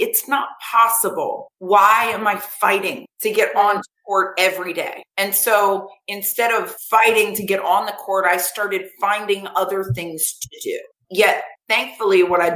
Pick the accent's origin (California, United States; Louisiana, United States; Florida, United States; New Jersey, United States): Florida, United States; Vero Beach; I grew up in Vero Beach, Florida